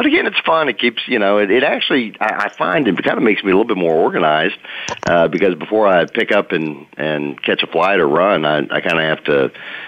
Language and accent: English; Dallas, Texas, United States; also born or lived in New Orleans, Louisiana; I'm from Dallas, Dallas-Fort Worth, really, originally